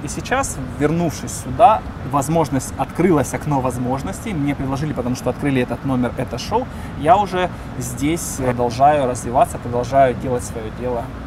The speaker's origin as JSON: {"language": "Russian", "town": "Donetsk", "region": "Donetsk Oblast", "country": "Ukraine", "moved": "as an adult", "lives_now": "United States", "said": "Я в Донецке. Я из Донецка. В 2013 году я вернулся домой в Донецк"}